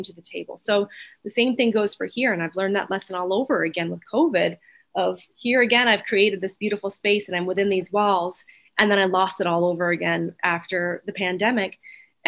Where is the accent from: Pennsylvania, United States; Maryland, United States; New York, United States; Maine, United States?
Maine, United States; Freedom; my hometown of the middle of nowhere